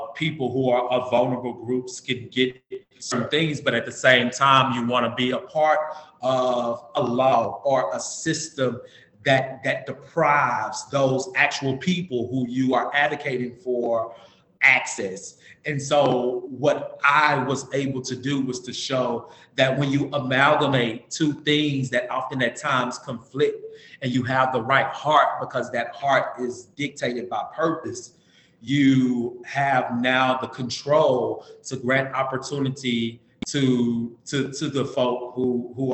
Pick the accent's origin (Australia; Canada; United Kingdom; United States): United States; Dallas, Texas; moved away as an adult; a Black man from America, a Black man from the inner city of Dallas